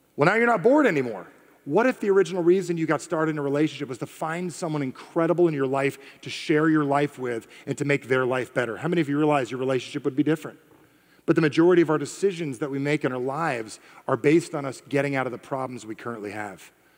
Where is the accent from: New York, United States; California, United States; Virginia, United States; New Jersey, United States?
New Jersey, United States; I am from Jersey